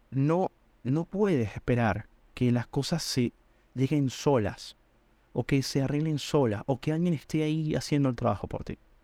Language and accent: Spanish; Venezuela; moved away as an adult; Yo soy venezolano